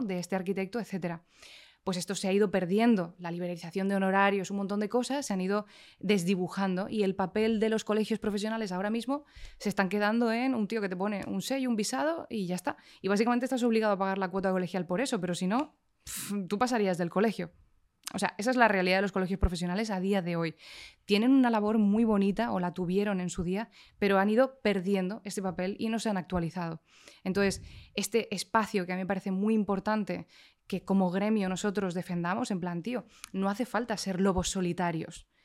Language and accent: Spanish; Canary Islands, Spain; vengo de las Islas Canarias